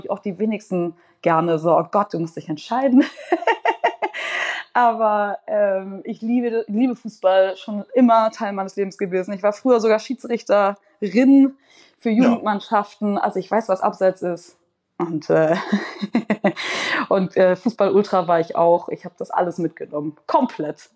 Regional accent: Hamburg, Germany; moved away as an adult; also born or lived in London; in Wellingsbüttel oben aufgewachsen in Hamburg

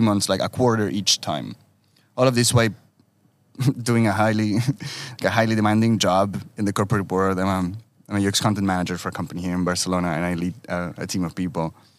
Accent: Uruguay; moved away; I was born in Uruguay, but uh, with a strong Italian heritage

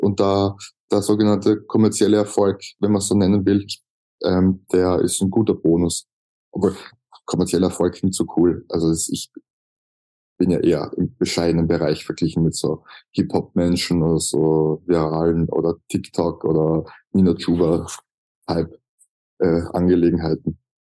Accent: Austria; accent: Austrian German; Als Österreicher

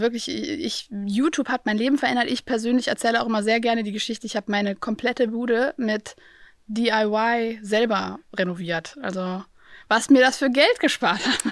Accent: Aachen, North Rhine-Westphalia, Germany; ich komme aus Aachen

